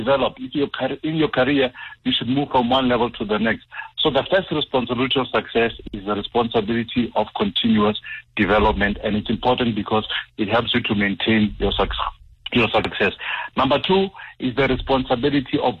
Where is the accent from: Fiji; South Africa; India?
South Africa; Limpopo; moved away; I actually went to visit the folks, so it was extra hot because I'm from Limpopo